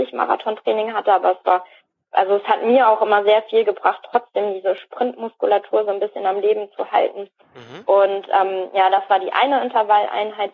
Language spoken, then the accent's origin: German; Soest, North Rhine-Westphalia, Germany; also born or lived in Hamburg; now in Dormagen, Germany; also ich bin tatsächlich ursprünglich aus Nordrhein-Westfalen. Ich bin nämlich in Soest geboren